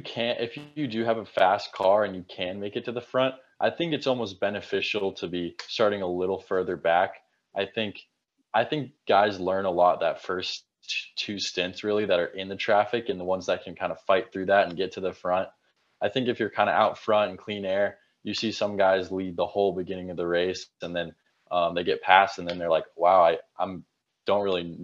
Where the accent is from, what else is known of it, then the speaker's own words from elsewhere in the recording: Arizona, United States; I'm from Arizona.